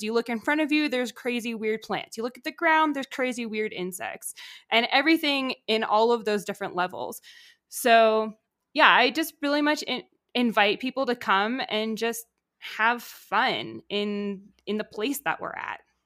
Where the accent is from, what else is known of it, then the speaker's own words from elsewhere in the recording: Connecticut, United States; moved away as an adult; also born or lived in Georgia; I grew up in Connecticut